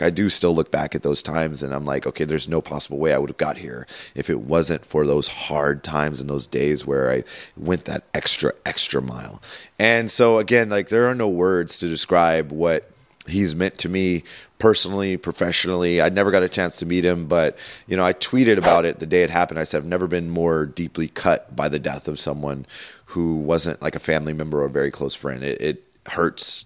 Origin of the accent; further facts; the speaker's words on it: Los Angeles, California, United States; I grew up in Los Angeles, in the Los Angeles area